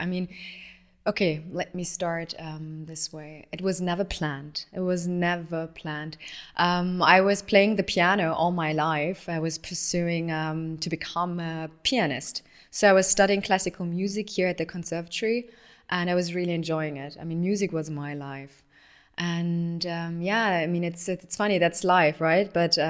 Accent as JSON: {"language": "English", "town": "Tehran", "region": "Tehran Province", "country": "Iran", "tie": "born there", "said": "So I was born in Tehran. My parents met in Tehran and got married there."}